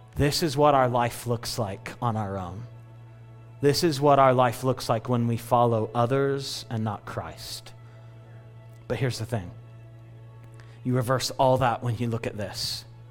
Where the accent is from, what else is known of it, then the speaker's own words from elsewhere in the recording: California, United States; all of us that were born and raised in California